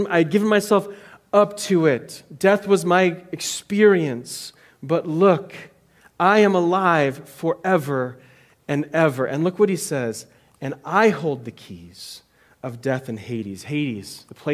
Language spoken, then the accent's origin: English; United States; as American Christians